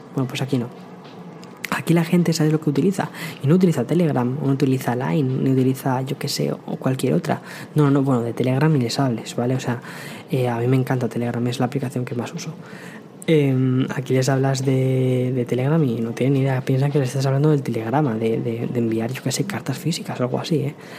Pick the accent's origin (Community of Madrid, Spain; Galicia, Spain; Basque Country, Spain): Community of Madrid, Spain; Madrid; moved away as an adult; also born or lived in San Antonio, Texas; now in New York, United States; yo soy de Madrid, vengo de, Madrid, España